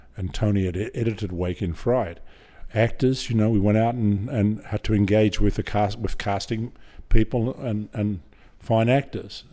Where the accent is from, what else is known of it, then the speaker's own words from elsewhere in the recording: Griffith, New South Wales, Australia; also born or lived in Hornsby, Sydney; I grew up in Griffith, uh, until I was twelve